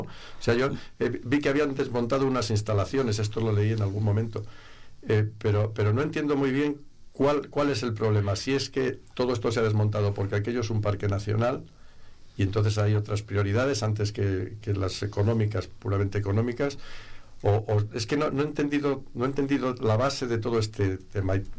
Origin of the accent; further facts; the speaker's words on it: Segovia, Castile and León, Spain; Yo no me he movido nunca de Segovia, he tenido la suerte de poder vivir en Segovia